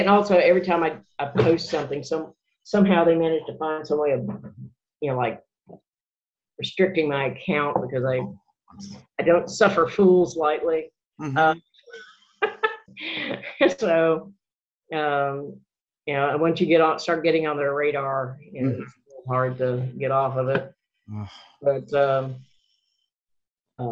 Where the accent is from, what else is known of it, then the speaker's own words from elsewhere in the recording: Mississippi River Delta, rural Arkansas, United States; also born or lived in Memphis, Tennessee / New Orleans / New York City / Denver; now in Macon, Georgia, United States; I originally grew up in Arkansas